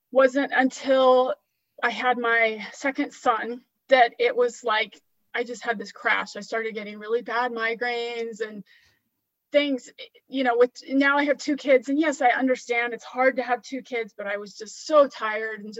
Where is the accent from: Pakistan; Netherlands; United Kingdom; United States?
United States; California; also born or lived in Washington; now in Florida, United States; I grew up in California and I lived in Washington state like you for some time and now I'm in Florida.